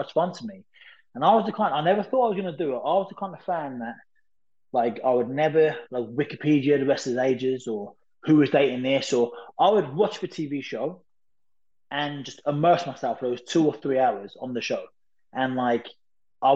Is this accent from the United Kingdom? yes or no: yes; Lowestoft, East of England, United Kingdom; I was working at a pub called Notley's in my hometown called Lowestoft